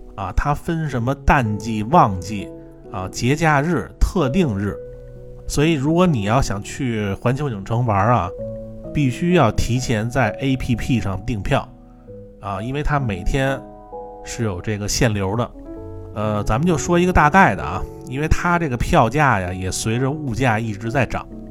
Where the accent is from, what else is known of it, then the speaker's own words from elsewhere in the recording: Beijing, China; 我是北京的